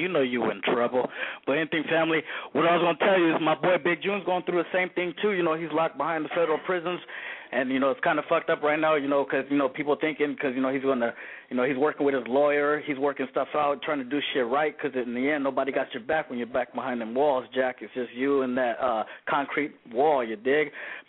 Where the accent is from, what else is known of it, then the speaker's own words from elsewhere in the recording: Peru; I got this power right here to do what I do because I'm from Peru.